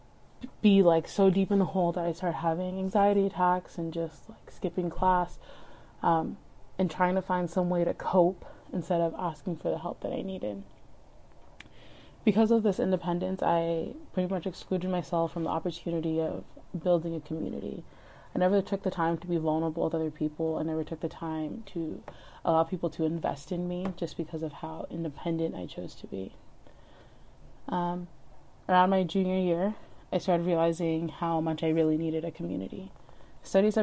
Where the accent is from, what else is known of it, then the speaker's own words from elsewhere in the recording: Leominster, Massachusetts, United States; I'm from Leominster